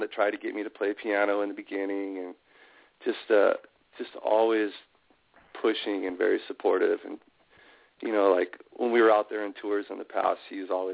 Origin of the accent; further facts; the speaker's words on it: Southern California, United States; I grew up in Southern California pretty much my whole life, just kind of moving around from different town to different town